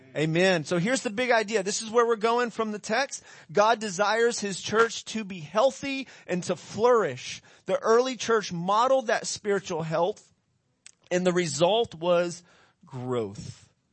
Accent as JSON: {"language": "English", "country": "United States", "said": "we're from America"}